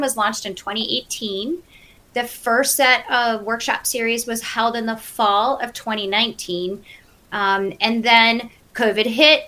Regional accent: Cleveland, Ohio, United States; moved away as an adult; now in Western North Carolina, United States; I grew up in Cleveland, Ohio. I'm a Midwesterner, true at heart.

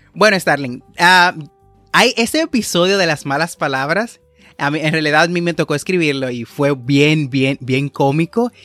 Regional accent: Dominican Republic; como decimos en mi país

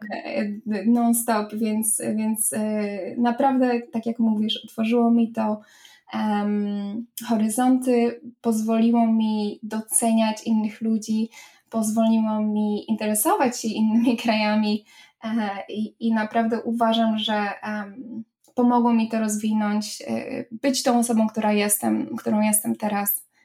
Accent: Poland; moved away as an adult; now in Ireland

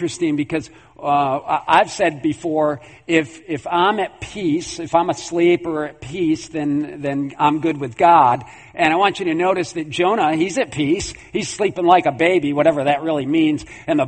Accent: New York, United States; I'm from New York

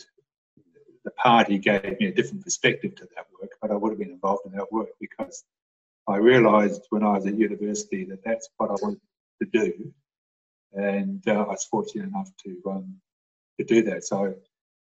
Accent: South Island, New Zealand; now in Australia; I'm from New Zealand, South Island, 1950s, very white monoculture, where there weren't many Maori

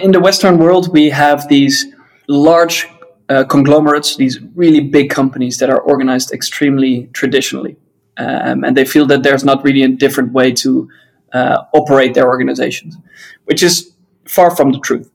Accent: Netherlands; I'm from the Netherlands

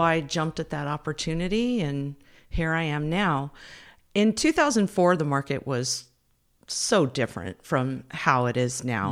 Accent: Fairfield, California, United States; also born or lived in Berkeley, California; I'm from the Bay Area. I grew up in Fairfield, not far from here

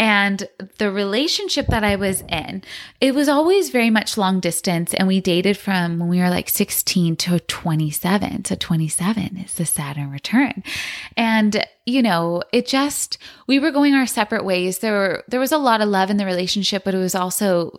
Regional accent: San Francisco, California, United States; also born or lived in Los Angeles; I was born in San Francisco and I absolutely loved growing up in that city

